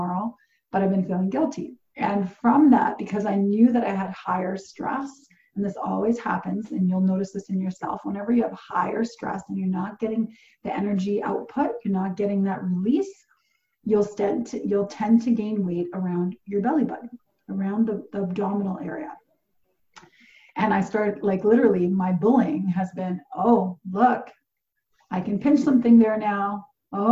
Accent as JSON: {"language": "English", "country": "Portugal", "tie": "born or raised there", "moved": "yes", "said": "I grew up in Portugal"}